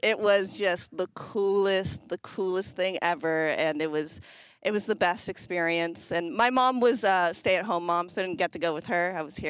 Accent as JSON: {"language": "English", "area": "an hour and a half from Toronto", "region": "Ontario", "country": "Canada", "tie": "born or raised there", "said": "we lived an hour and a half away from Toronto."}